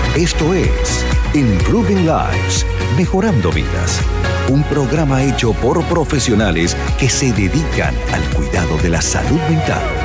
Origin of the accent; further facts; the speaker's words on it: Puerto Rico; also born or lived in Cuba; now in United States; yo nací en Cuba, me crié en Puerto Rico